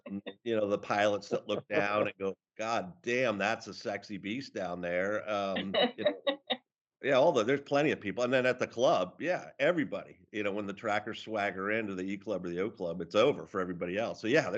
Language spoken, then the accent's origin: English; Cohasset, Massachusetts, United States; So I grew up in Cohasset, Massachusetts, and it's a typical American town, but a quintessential New England coastal community. And I was lucky to be born there and raised there